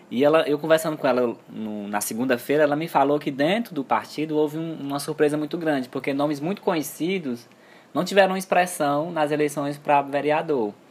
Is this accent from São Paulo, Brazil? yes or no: no; Fortaleza, Ceará, Brazil; Como nós somos de Fortaleza, né?